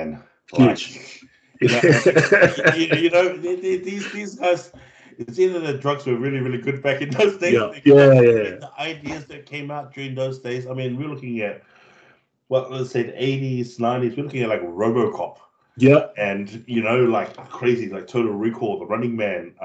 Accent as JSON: {"language": "English", "country": "Cook Islands", "tie": "born or raised there", "also_born_or_lived": "New Zealand", "said": "being brought up on a small island of Moke where everything was traditional back home, bro. Like, it's very traditional. And I didn't know how, because I moved from New Zealand to the Cook Islands when I was about 8"}